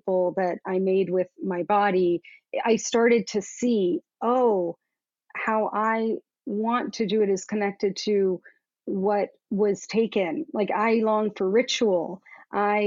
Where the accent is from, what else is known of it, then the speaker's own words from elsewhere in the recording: Southern Florida, United States; I grew up in Southern Florida